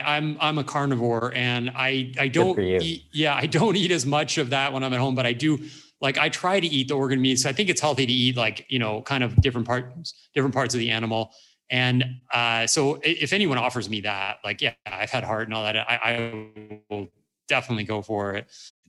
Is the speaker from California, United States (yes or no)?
yes; California, United States; moved away; I grew up in California